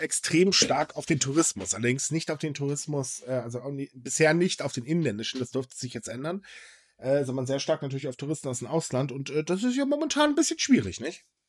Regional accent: Germany; als Deutsche

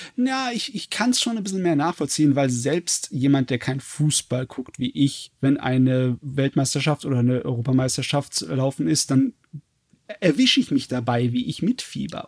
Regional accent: Germany; bei uns in Deutschland

